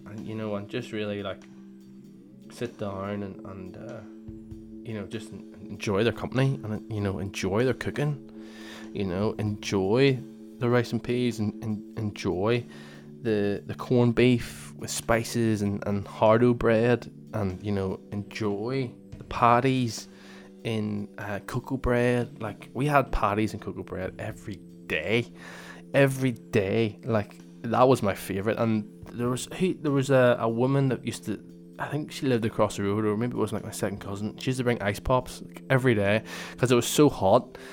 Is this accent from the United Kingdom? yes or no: yes; Northern Ireland, United Kingdom; Northern Ireland, and I would say I'm Northern Irish